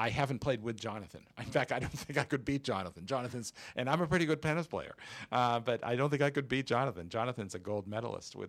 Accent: Quincy, Massachusetts, United States; also born or lived in Downers Grove, Illinois; now in Chicago, United States; I grew up out in Massachusetts

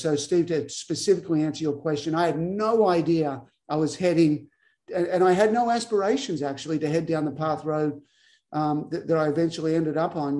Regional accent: Albury, New South Wales, Australia; moved away as an adult; also born or lived in Tulsa, Oklahoma / Waco, Texas; started my own academy at the Wodonga Tennis Center, which is close to my hometown of Albury.

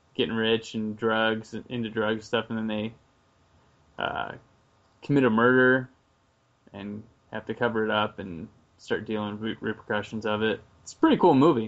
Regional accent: United States; I'm American.

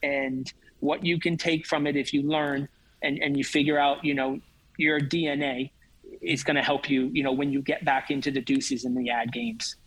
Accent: outside of Atlanta, Georgia, United States; now in Auburn, United States; I grew up outside of Atlanta

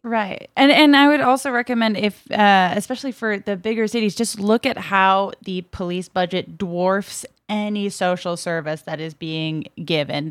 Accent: Brockton, Massachusetts, United States; born or raised there; moved away

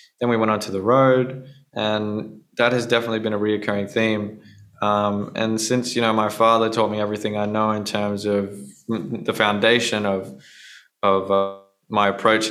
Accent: Australia; being Australian

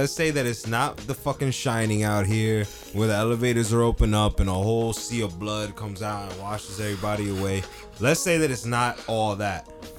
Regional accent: Jersey City, New Jersey, United States; That's where I was born.

